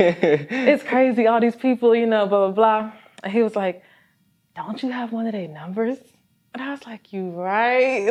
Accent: Virginia, United States; now in Georgia, United States; I am from Virginia

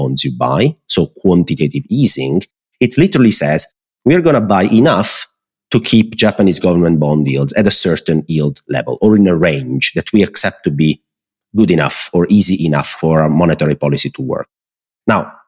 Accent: close to the Amalfi Coast, Naples, Campania, Italy; moved away as an adult; also born or lived in Netherlands; I live basically 70% of my time in the south of Italy, where I'm from

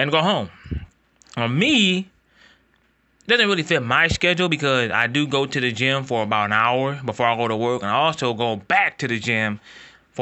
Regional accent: Ohio, United States; I am from Ohio

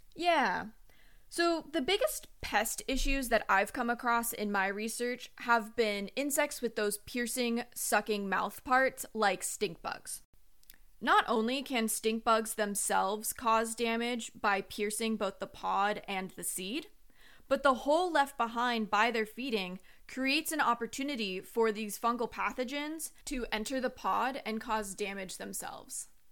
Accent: Long Beach, California, United States; now in North Carolina, United States; I am originally from Long Beach, California

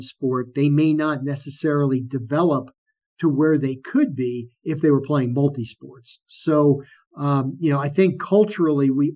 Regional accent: New York City, New York, United States; growing up in New York, you go out into New York City years ago

